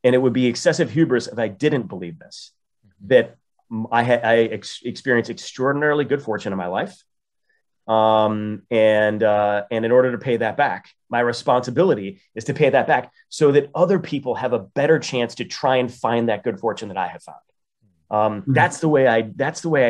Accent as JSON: {"language": "English", "town": "Toledo", "region": "Ohio", "country": "United States", "tie": "born or raised there", "moved": "yes", "lives_now": "Chicago, United States", "said": "I went back to my hometown, which is a very underserved hometown. Only about 17% of the citizens of Toledo, Ohio have four-year college degrees"}